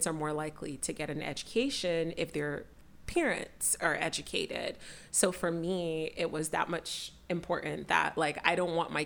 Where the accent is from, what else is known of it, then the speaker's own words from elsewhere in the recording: Nigeria; I'm Nigerian